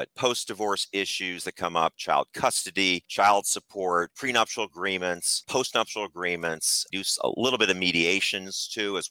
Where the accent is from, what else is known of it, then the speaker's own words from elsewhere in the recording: Philadelphia, Pennsylvania, United States; moved away as an adult; also born or lived in Massachusetts / Washington, D.C.; now in Arlington, United States; I'm from Philadelphia originally and moved down after attending Harvard University to the Washington, D.C. metropolitan area